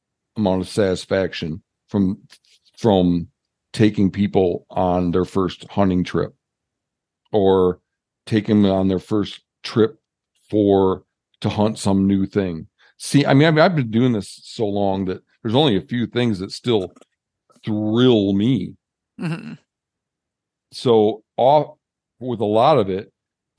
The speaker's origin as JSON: {"language": "English", "region": "Michigan", "country": "United States", "moved": "yes", "lives_now": "Montana, United States", "said": "I'm from Michigan"}